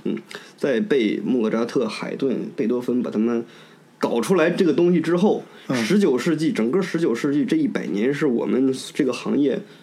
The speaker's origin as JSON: {"language": "Chinese", "region": "Northeast China", "country": "China", "moved": "yes", "lives_now": "Germany", "said": "我是从东北来的啊"}